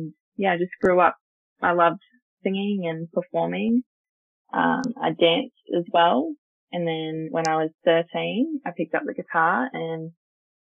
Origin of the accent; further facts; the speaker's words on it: Port Macquarie, New South Wales, Australia; now in Newcastle, Australia; I'm 21. I grew up in Port Macquarie